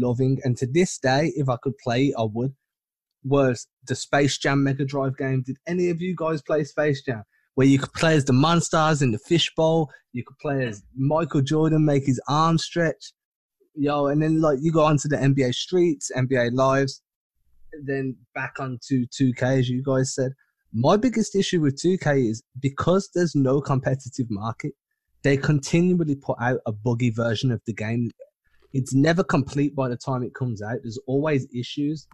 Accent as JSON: {"language": "English", "region": "England", "country": "United Kingdom", "said": "I'm English"}